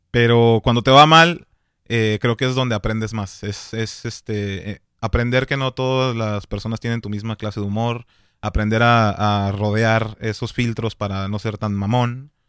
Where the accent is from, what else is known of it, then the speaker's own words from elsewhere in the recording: Sinaloa, Mexico; yo soy de Sinaloa, perro. Y ya sé.